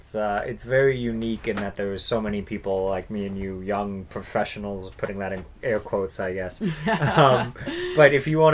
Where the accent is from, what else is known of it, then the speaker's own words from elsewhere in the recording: a very small town in BC, British Columbia, Canada; now in Yellowknife, Canada; I'm also from a very small town in BC, not a small northern town